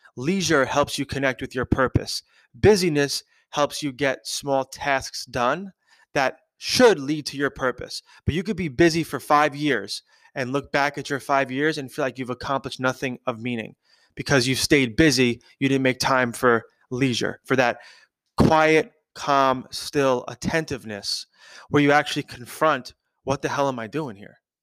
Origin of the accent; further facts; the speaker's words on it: New York, United States; I grew up in New York, I was born in New York, I've been in New York my whole life.